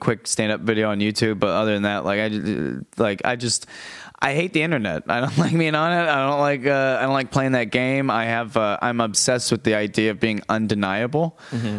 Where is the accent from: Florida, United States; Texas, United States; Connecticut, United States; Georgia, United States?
Florida, United States; Tampa; moved away as an adult; now in New York City, United States; I'm from Tampa, Florida